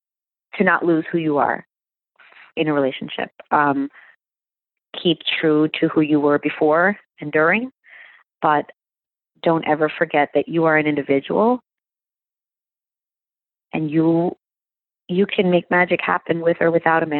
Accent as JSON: {"language": "English", "region": "New York", "country": "United States", "tie": "born or raised there", "moved": "as an adult", "lives_now": "New Jersey, United States", "said": "I was born and raised in New York"}